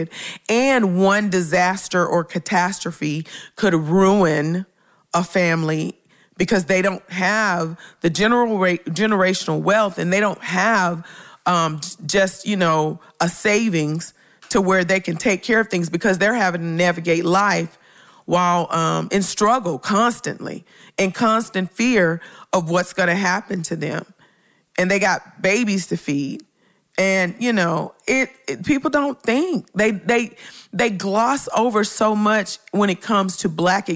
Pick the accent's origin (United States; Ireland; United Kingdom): United States; Memphis, Tennessee; I grew up in Memphis in a community called Orange Mound